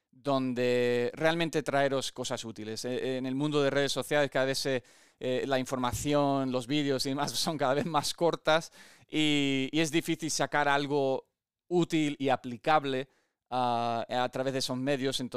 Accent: Olivenza, Extremadura, Spain; also born or lived in United States; nací en Estados Unidos, ah, mi padre americano y mi madre aquí española de mi pueblo en Extremadura, en Olivenza, y he tenido el privilegio de vivir muchas experiencias deportivas, em, tanto aquí en España como en Estados Unidos.

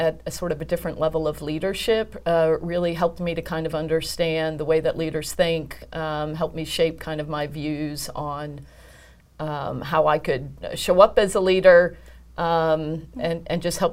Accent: United States; being an American woman

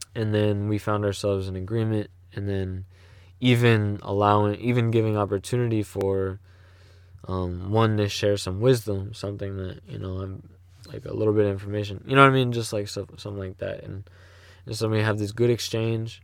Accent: St. Louis, Missouri, United States; I'm from Saint Louis, you know? Um, the suburbs, but I'm from Saint Louis, you know? Like, yeah, man. And then if you wanna get even more specific, I'm from North County.

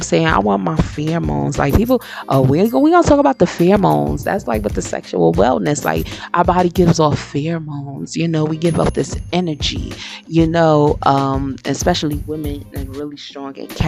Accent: Paterson, New Jersey, United States; moved away; where I grew up in Patterson

